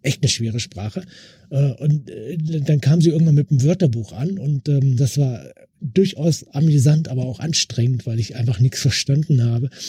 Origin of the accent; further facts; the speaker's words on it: West Germany, Germany; für mich als Wessi